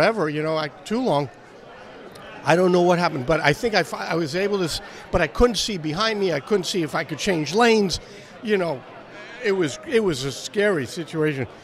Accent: New York, United States; moved away as an adult; I grew up in New York

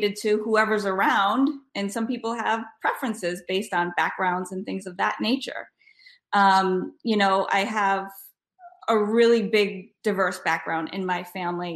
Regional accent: Rhode Island, United States; I am from Rhode Island. I grew up in Rhode Island

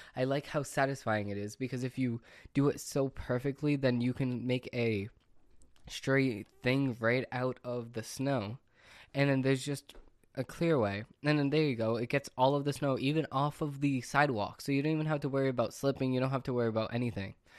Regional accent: Massachusetts, United States; I'm from Massachusetts

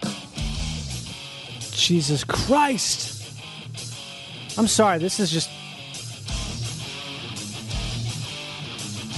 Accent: Rochester, Minnesota, United States; I grew up in Rochester, Minnesota

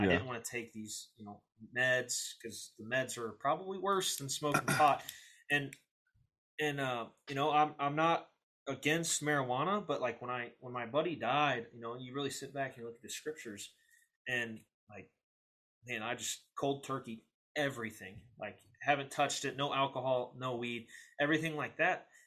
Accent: St. Louis, Missouri, United States; also born or lived in Belleville, Illinois; growing up in St. Louis, Belleville area, it's rougher area

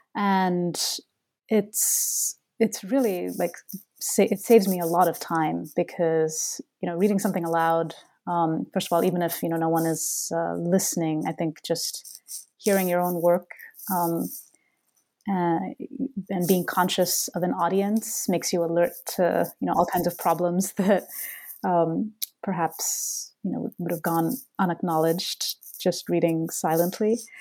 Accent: Bangalore, Karnataka, India; moved away as an adult; now in Boston, United States; Bangalore, my my hometown

